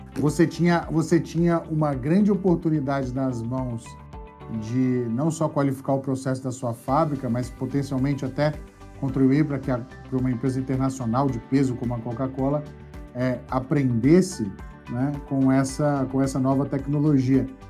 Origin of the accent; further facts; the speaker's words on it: Minas Gerais, Brazil; lá da minha terra de Minas Gerais